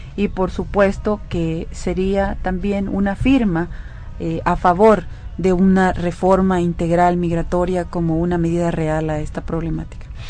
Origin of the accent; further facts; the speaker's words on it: El Salvador; nuestro compromiso como salvadoreños